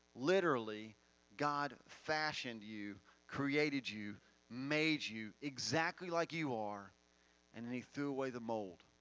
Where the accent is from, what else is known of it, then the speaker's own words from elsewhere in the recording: Finger, Tennessee, United States; I'm from Finger, not desert.